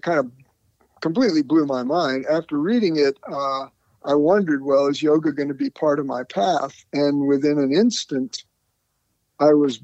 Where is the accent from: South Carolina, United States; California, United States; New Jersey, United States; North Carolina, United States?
North Carolina, United States; also born or lived in New York City; moved to North Carolina, my family, when I was seven